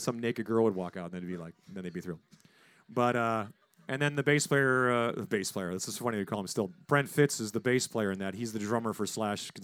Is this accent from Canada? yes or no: yes; Saskatchewan, Canada; now in United States; Corey Churko and I grew up in Saskatchewan.